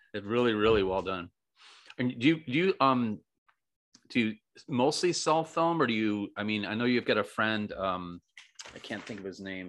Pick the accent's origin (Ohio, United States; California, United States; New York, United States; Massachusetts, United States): New York, United States; Western; moved away; also born or lived in Michigan / Florida; I grew up trout fishing in Western New York and Michigan